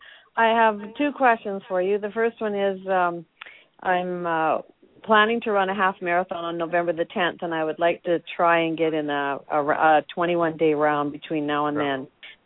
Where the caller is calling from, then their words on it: Canada; I'm calling from Canada